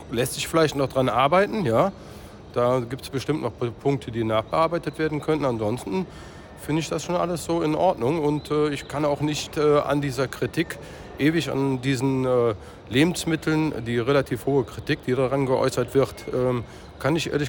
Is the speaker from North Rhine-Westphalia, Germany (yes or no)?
yes; North Rhine-Westphalia, Germany; Ich komme aus dem Oberbergischen Kreis und äh, da ist Gott sei Dank die Möglichkeit noch